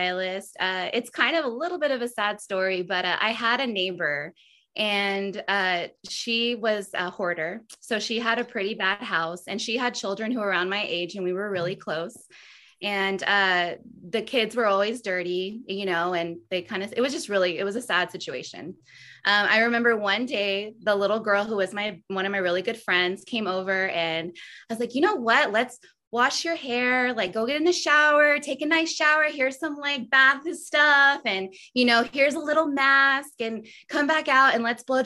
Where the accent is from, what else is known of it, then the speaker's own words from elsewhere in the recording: Austin, Texas, United States; Born and raised in Austin